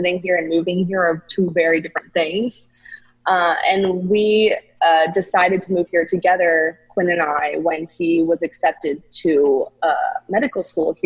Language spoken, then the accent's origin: English; Boca Raton, Florida, United States; now in New York City, United States; I'm from South Florida originally. I'm from Boca Raton, which is in between West Palm Beach and Fort Lauderdale.